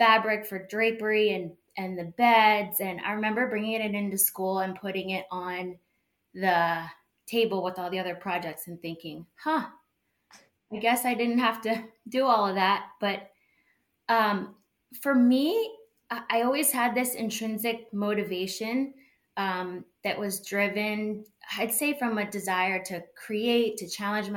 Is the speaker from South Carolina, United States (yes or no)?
no; Chevy Chase, Maryland, United States; I grew up in Chevy Chase and then moved back here after college